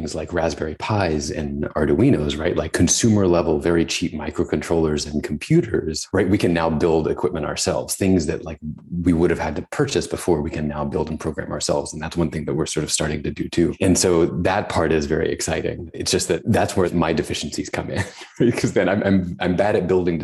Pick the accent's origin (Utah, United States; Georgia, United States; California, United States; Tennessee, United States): Tennessee, United States; I grew up in Tennessee, where it was very hot and humid